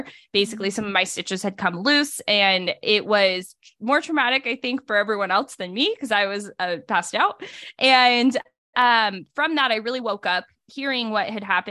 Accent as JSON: {"language": "English", "region": "California", "country": "United States", "tie": "born or raised there", "said": "So I grew up primarily in Northern California, moved around for 4 different high schools, ended back up in California for college"}